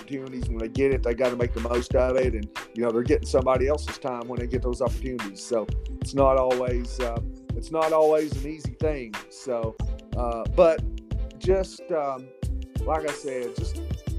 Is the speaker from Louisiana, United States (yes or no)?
no; Nashville, Tennessee, United States; I told him I was from the Nashville area.